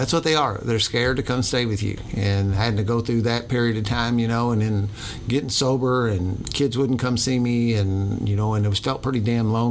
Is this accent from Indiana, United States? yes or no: yes; New Albany, Indiana, United States; I grew up born and bred in New Albany